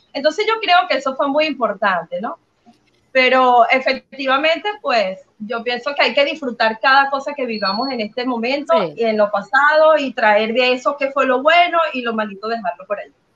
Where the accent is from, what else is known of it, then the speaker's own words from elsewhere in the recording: Venezuela; moved away as an adult; creo que toda mi vida fue Venezuela 100%, hasta hace poco, hasta hace unos seis años que salí de Venezuela